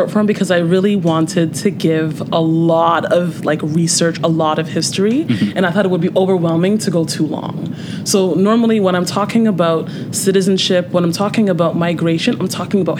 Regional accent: Nigeria; also born or lived in Canada; you'll hear about me sometimes battling with things as a Nigerian

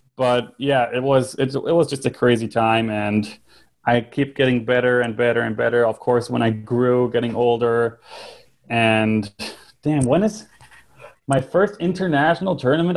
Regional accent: Northern Germany, Germany; I was born and raised in Germany, so I lived my ent- entire life in uh, northern Germany

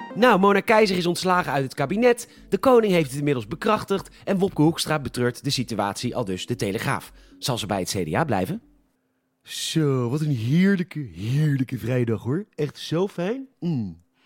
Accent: Netherlands; wij als Nederlanders

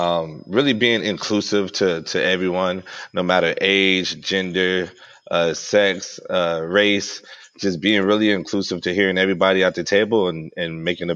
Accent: Los Angeles, California, United States; Born and raised in South Central Los Angeles.

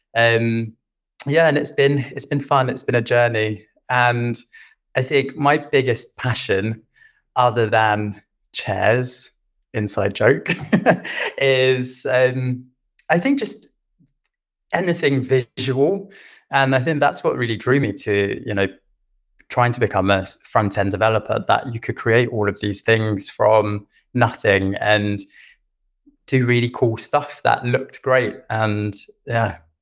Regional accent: London, United Kingdom; moved away as an adult; now in Stockholm, Sweden; I am originally from London. I've been in Sweden for five years now

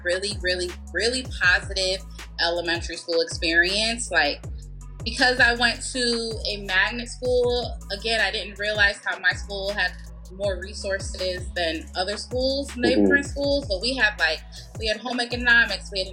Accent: Bridgeport, Connecticut, United States; moved away as an adult; also born or lived in Baltimore, Maryland; I grew up in Bridgeport, Connecticut, and both of my parents are from Jamaica

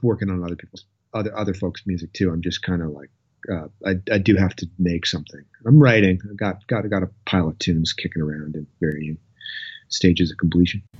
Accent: Lunenburg, Nova Scotia, Canada; also born or lived in Halifax, Nova Scotia; I grew up down in Lunenburg, Nova Scotia. Uh, I've lived in Nova Scotia my whole life. Um, and I was there till I was 12, pretty much from the age four to 12. And then we moved to Halifax

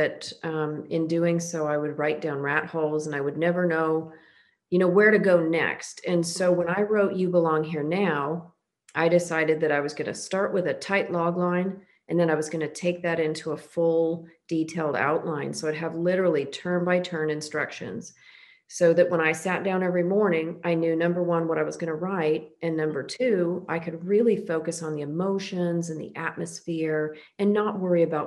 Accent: Oregon and Washington, Eastern Washington, Pacific Northwest, United States; moved away as an adult; also born or lived in Texas / Southern California / Northern California; now in Florida, United States; I grew up in the Pacific Northwest in Oregon and Washington

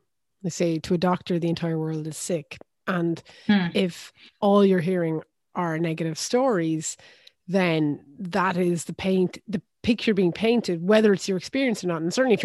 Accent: Limerick, Munster, Ireland; also born or lived in France; growing up, and even now when I say I'm from Limerick

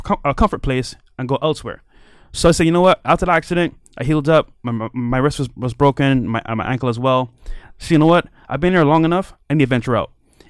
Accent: Barbados; now in Miami, United States; I'm from Barbados, so I'm a small island kid here in Miami.

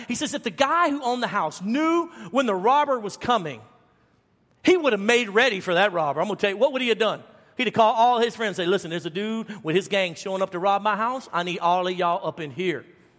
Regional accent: Baton Rouge, Louisiana, United States; also born or lived in Dallas; now in Arlington, United States; So I moved from Louisiana to Dallas almost 20 years ago, and to Arlington, Texas. And we came from Baton Rouge, Louisiana, which was the third most violent city per capita in the United States.

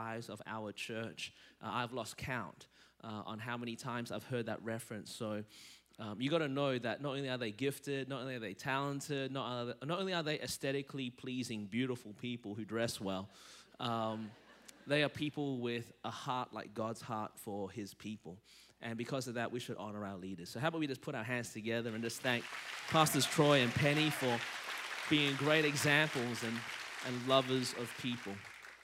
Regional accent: Melbourne, Victoria, Australia; now in Anderson, United States; I was born in Melbourne, Australia, and that's the reason my voice is this way.

